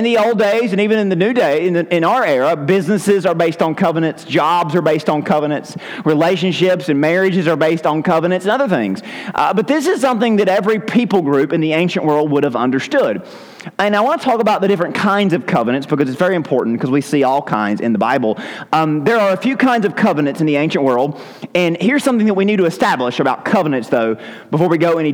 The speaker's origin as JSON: {"language": "English", "region": "Southern United States", "country": "United States", "said": "we're English-speaking Southern Americans"}